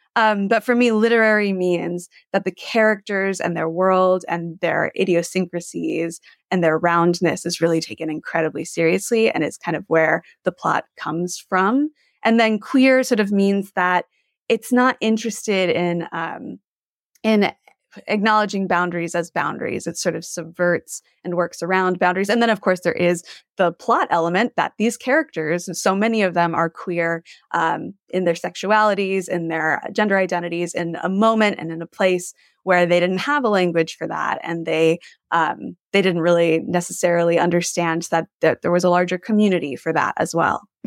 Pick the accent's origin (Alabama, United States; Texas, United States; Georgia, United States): Texas, United States; Gulf Coast of; moved away; I grew up on the Gulf Coast of Texas